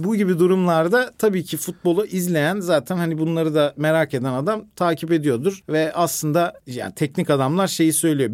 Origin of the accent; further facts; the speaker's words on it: Isparta, Turkey; Ben Ispartalıyım